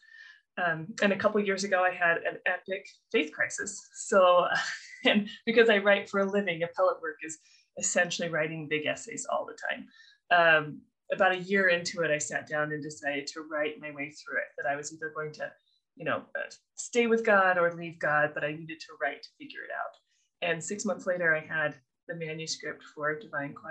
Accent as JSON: {"language": "English", "region": "Colorado", "country": "United States", "tie": "born or raised there", "also_born_or_lived": "Provo, Utah, United States / Minnesota, United States", "moved": "yes", "lives_now": "Utah, United States", "said": "I was born at BYU. I was raised in Colorado."}